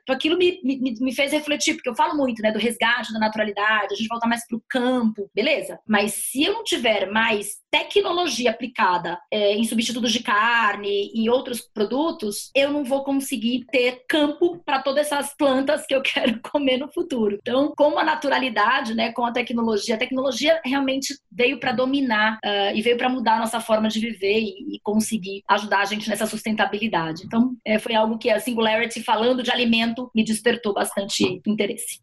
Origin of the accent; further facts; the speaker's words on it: Manaus, Amazonas, Brazil; moved away as an adult; now in São Paulo, Brazil; a própria vinda de Manaus, eu sou de Manaus, a minha vinda de Manaus para São Paulo